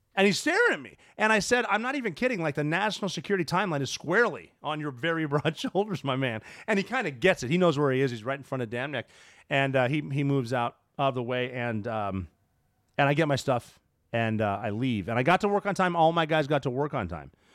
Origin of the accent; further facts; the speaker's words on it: Montana, United States; I'm from Montana